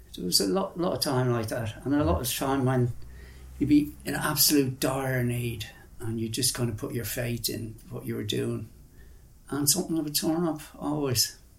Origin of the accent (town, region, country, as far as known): Ireland; moved away as an adult; also born or lived in India